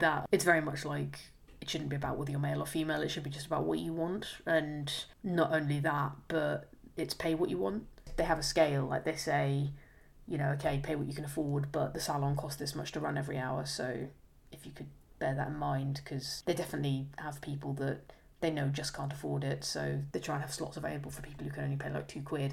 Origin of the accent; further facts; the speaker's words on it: England, United Kingdom; now in London, United Kingdom; I'm English